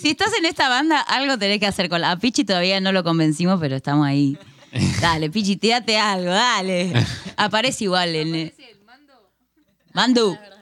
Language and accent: Spanish; La Plata, Buenos Aires Province, Argentina; me encanta La Plata, soy de La Plata, vivo acá hace 31 años.